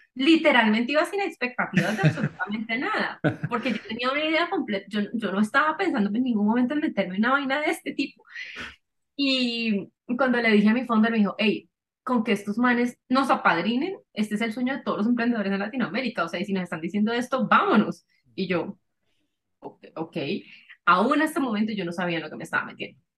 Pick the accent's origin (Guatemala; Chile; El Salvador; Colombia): Colombia; Cali, Valle del Cauca; yo soy caleña